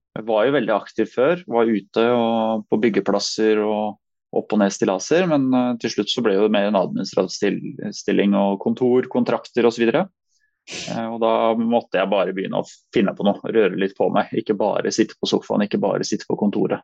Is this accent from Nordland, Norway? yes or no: no; Asker, Akershus, Norway; also born or lived in Nærsnes; egentlig født og oppvokst i Asker